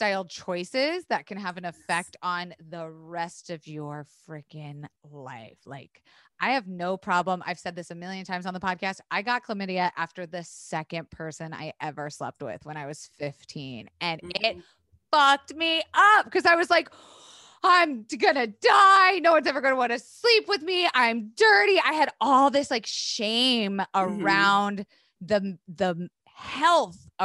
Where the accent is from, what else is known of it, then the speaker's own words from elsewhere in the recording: Florida, United States; I went to school in the South. I grew up in Florida